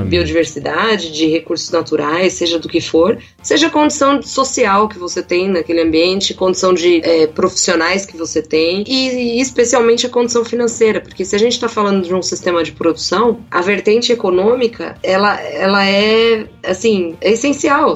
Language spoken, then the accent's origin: Portuguese; São Paulo, Brazil; also born or lived in Campinas / Botucatu; fui criada em São Paulo, na vida toda aqui